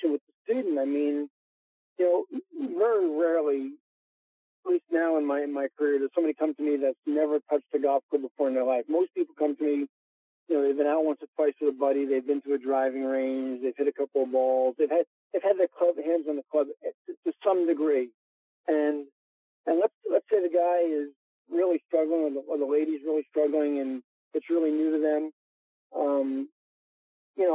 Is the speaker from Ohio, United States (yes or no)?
no; New York, United States; I am a New Yorker